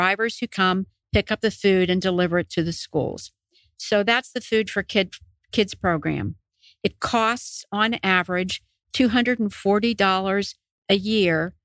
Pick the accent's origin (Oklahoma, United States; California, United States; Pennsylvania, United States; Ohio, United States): Pennsylvania, United States; Western; now in Oconee County, United States; I grew up in Western Pennsylvania, very blue collar, had everything I needed.